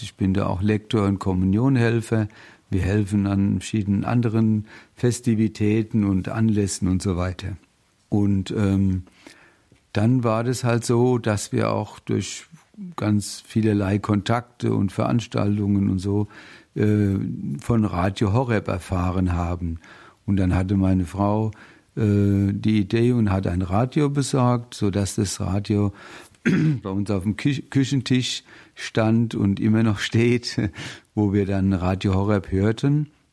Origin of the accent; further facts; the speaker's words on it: Bingen am Rhein, Rhineland-Palatinate, Germany; also born or lived in Mainz; Ich komme aus dem schönen Rheinhessen bin da auch geboren in Bingen im Heiliggeist Krankenhaus